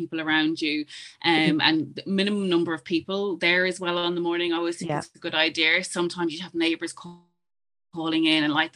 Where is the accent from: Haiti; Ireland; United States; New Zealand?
Ireland; as Irish people